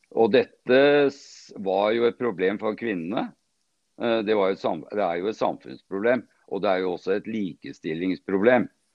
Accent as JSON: {"language": "Norwegian", "town": "Sandvika", "region": "Akershus", "country": "Norway", "tie": "born or raised there", "said": "Jeg er født og oppvokst her i Sandvika"}